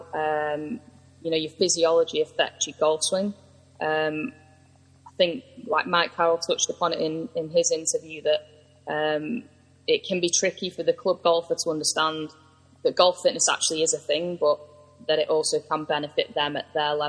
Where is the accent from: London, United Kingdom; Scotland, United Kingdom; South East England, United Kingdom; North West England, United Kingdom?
North West England, United Kingdom; Manchester; I'm from Manchester